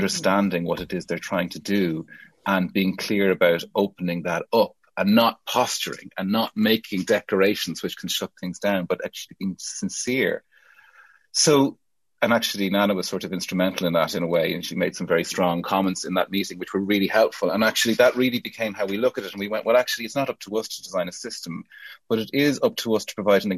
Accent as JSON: {"language": "English", "country": "Ireland", "moved": "yes", "lives_now": "United Kingdom", "said": "As an Irish person from a post-colonial country"}